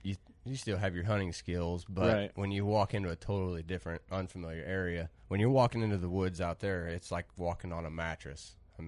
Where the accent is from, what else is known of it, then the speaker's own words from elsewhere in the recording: Biggsville, Illinois, United States; I'm 27. I'm from Biggsville, Illinois.